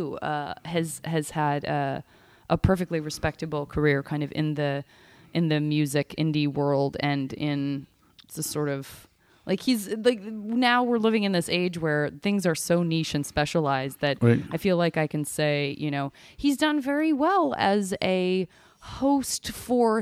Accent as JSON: {"language": "English", "town": "Tucson", "region": "Arizona", "country": "United States", "said": "I'm from Tucson, Arizona, which barely feels like a city"}